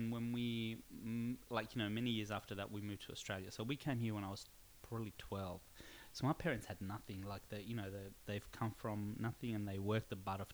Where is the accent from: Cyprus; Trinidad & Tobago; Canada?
Cyprus; I grew up in Cyprus